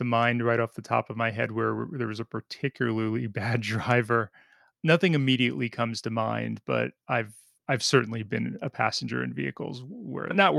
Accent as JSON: {"language": "English", "region": "New Jersey", "country": "United States", "also_born_or_lived": "Oklahoma", "moved": "as an adult", "said": "I was living in New Jersey, which is where I'm from"}